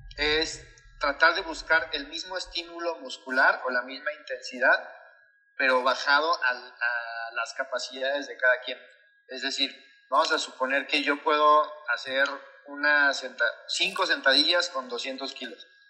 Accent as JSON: {"language": "Spanish", "region": "Veracruz", "country": "Mexico", "moved": "as an adult", "said": "me fui de Veracruz y todo, porque actualmente no vivo en Veracruz"}